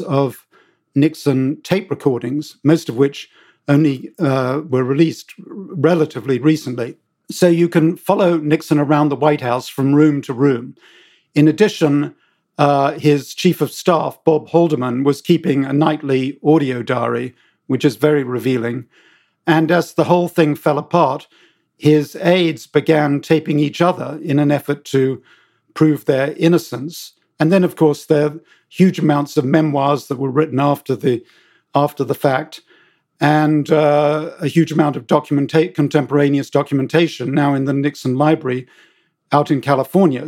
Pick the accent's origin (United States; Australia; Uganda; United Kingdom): United Kingdom; accent: British; moved away; as you can tell from my accent, I'm British